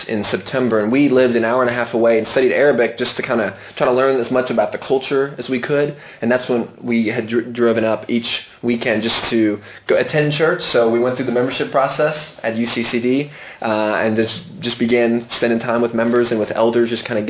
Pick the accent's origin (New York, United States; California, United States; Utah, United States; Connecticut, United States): California, United States; born there; also born or lived in Texas; Yeah, I was born in California, but then I moved around all around the U.S. and eventually landed in Texas.